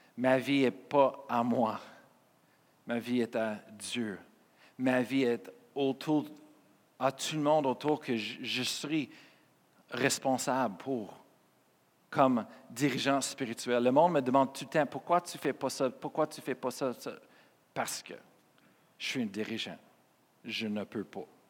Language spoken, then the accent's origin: French; Colorado, United States; French is a second language; moved away as an adult; now in Quebec, Canada; j'étais né au Colorado, aux États-Unis